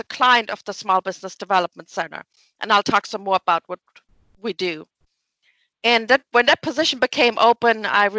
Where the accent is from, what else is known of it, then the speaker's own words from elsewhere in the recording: Germany; English is a second language; moved away as an adult; also born or lived in Wyoming; now in Oak Ridge, United States; So I'm originally from Germany